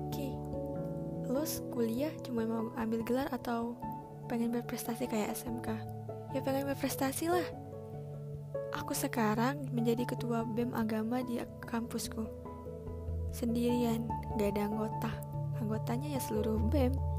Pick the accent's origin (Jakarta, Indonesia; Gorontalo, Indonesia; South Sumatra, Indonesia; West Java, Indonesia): South Sumatra, Indonesia; Palembang; also born or lived in Batam; lahir di Palembang